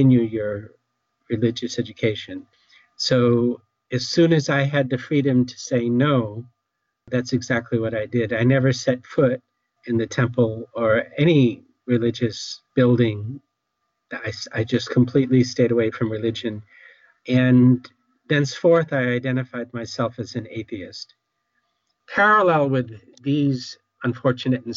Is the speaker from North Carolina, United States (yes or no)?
no; Newton, Massachusetts, United States; I grew up in Newton, Massachusetts.